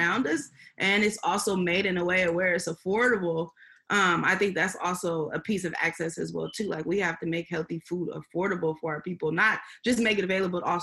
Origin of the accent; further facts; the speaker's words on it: San Francisco, California, United States; also born or lived in Houston; we're originally from Babyhurst Point, San Francisco